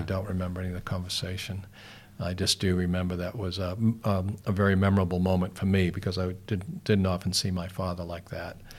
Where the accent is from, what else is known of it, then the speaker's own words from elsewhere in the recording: Boston, Massachusetts, United States; now in New Zealand; I'm originally from Boston in the States.